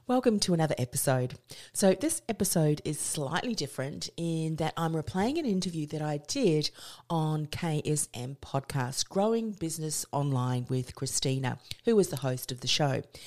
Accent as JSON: {"language": "English", "country": "New Zealand", "moved": "as an adult", "lives_now": "Australia", "said": "I came from New Zealand."}